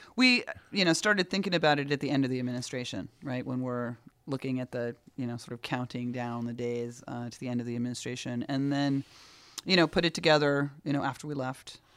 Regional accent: New York City, New York, United States; As a New Yorker

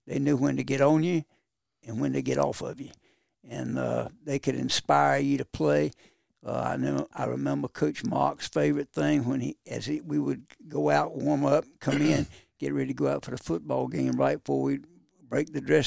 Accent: Kinston, North Carolina, United States; I'm very proud of my hometown

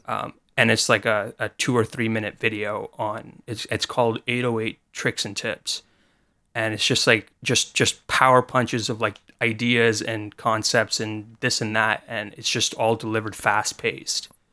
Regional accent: Canada; I'm from Canada

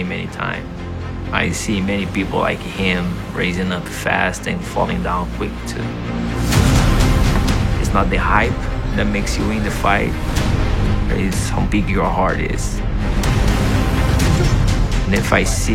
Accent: São Paulo, Brazil; moved away as an adult; now in United States; I grew up in South Brazil, São Paulo. I came into the United States in 2010.

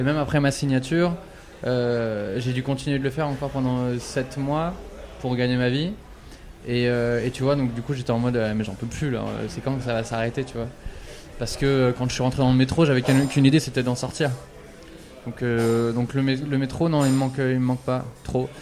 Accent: France; je suis français

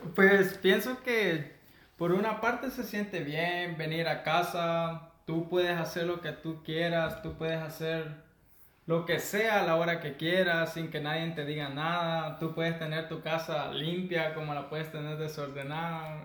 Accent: Santa Ana, El Salvador; soy del Salvador, soy de el departamento de Santa Ana, orgullosamente de la tierra morena

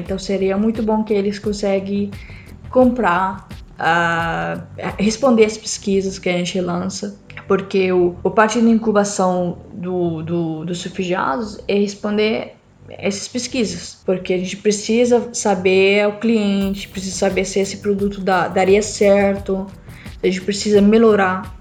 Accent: Syria; Portuguese is a second language; moved away; eu sou síria

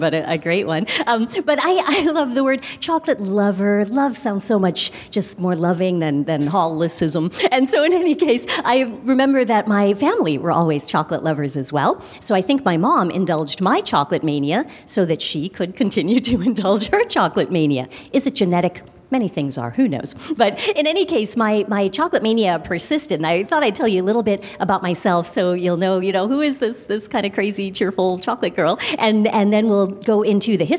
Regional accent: Chicago, Illinois, United States; I'm from Chicago, of course, and grew up on the Hershey bar

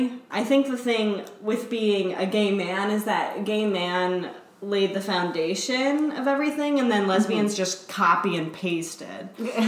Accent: Connecticut, United States; I'm from Connecticut.

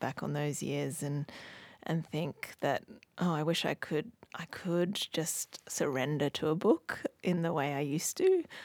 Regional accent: Hong Kong; moved away; I grew up in Hong Kong, but my mum's originally from Australia

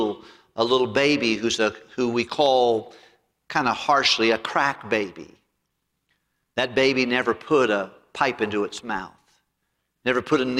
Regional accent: United States; being an American

